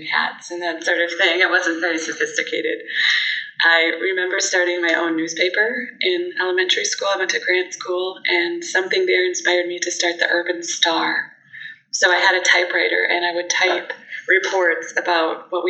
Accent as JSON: {"language": "English", "town": "Kellner", "region": "Wisconsin", "country": "United States", "tie": "born or raised there", "moved": "as an adult", "lives_now": "Muscatine, United States", "said": "born and raised in Wisconsin Rapids, little town of Kellner, actually, right outside of Rapids"}